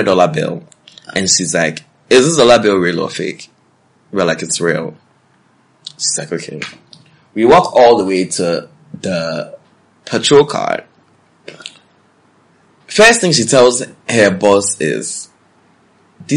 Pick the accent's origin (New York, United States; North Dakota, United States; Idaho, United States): New York, United States; I'm from New York, because that's where I'm from